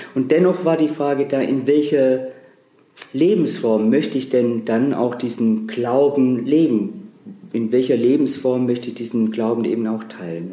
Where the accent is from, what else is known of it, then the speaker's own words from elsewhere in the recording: Baden-Württemberg, Germany; now in Trier, Germany; ich komme aus einer Familie aus Baden-Württemberg